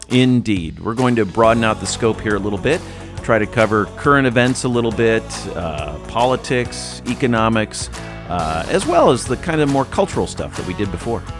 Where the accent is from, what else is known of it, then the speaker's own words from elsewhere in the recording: United States; I'm an American